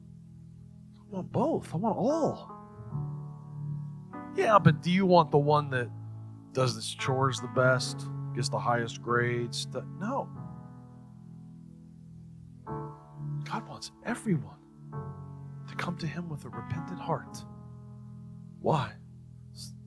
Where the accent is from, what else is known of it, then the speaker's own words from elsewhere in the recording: United States; I was born in the United States.